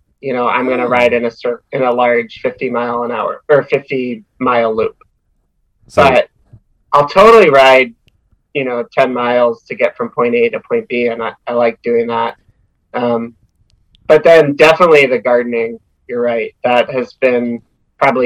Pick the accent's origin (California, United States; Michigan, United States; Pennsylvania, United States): Pennsylvania, United States; outside of Philadelphia; moved away as an adult; also born or lived in Twin Cities, Minnesota; I grew up outside of Philadelphia.